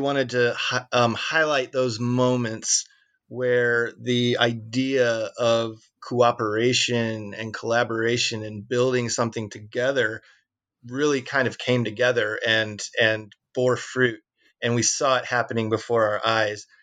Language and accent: English; Peoria, Illinois, United States; we came from Peoria